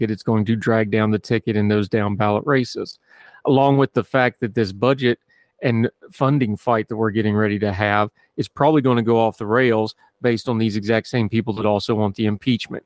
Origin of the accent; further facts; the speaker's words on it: West Virginia, United States; I'm also from West Virginia